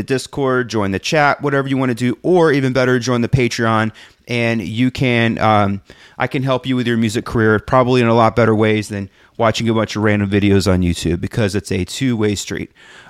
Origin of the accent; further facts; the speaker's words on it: Texas, United States; now in San Francisco, United States; I moved from my hometown of just outside of Houston to go to this enormous school in San Francisco where I studied filmmaking.